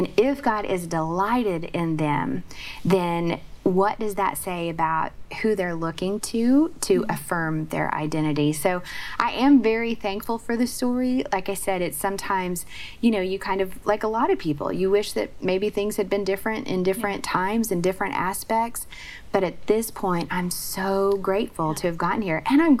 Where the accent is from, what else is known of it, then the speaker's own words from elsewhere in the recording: Oklahoma, United States; I grew up in Oklahoma.